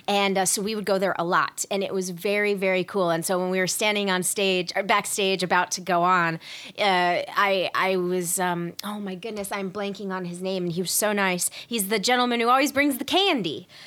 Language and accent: English; the South, United States; I grew up in the South and in the, in, like, the Orange County of the South, like, the suburbs